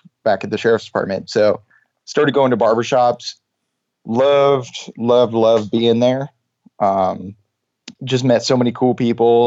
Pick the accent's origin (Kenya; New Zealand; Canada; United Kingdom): Canada; I'm Canadian